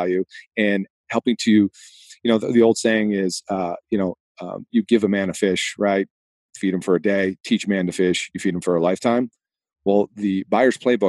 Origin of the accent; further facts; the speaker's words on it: Boston, Massachusetts, United States; accent: Boston; moved away; my hometown of Boston, Massachusetts.